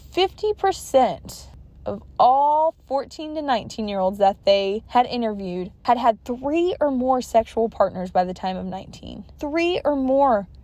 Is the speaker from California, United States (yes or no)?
yes; California, United States; I was born and raised in California, and I'm still residing here